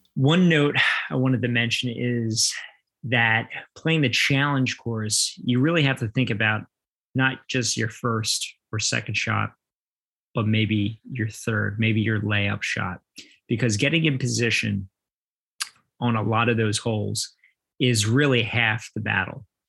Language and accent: English; New Jersey, United States; growing up in South Jersey, especially on the Ocean City Boardwalk